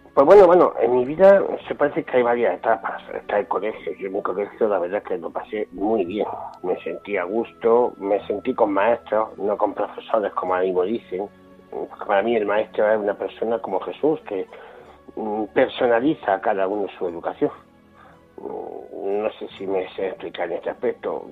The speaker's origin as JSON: {"language": "Spanish", "town": "Jaén", "region": "Andalusia", "country": "Spain", "tie": "born or raised there", "also_born_or_lived": "Bilbao", "said": "aquí en Jaén, que es donde yo vivo y de donde me siento"}